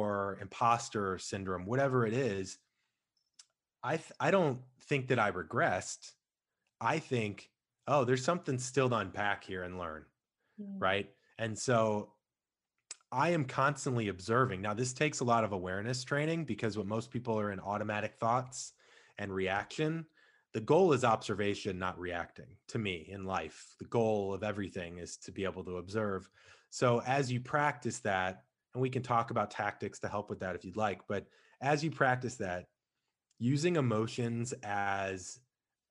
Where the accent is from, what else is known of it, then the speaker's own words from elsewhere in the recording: St. Louis, Missouri, United States; I come from St. Louis. We didn't have an NBA team